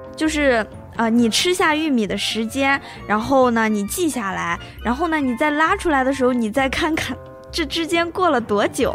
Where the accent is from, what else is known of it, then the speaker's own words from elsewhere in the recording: China; 咱们是中国人